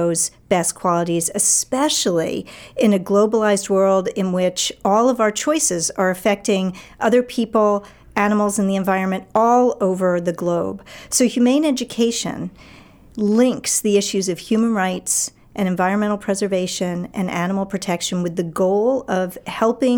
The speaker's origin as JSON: {"language": "English", "town": "New York City", "region": "New York", "country": "United States", "tie": "born or raised there", "also_born_or_lived": "Philadelphia / Washington, D.C. / Boston", "moved": "as an adult", "lives_now": "Maine, United States", "said": "I grew up in New York City"}